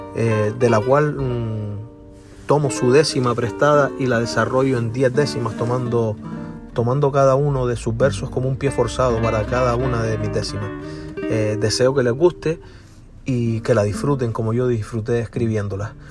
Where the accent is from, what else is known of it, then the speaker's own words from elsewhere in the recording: Gran Canaria, Canary Islands, Spain; soy verseador de las Islas Canarias, de la isla de Gran Canaria concretamente